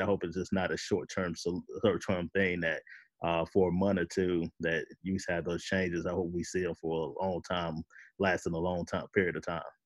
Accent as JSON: {"language": "English", "country": "United States", "said": "as an American"}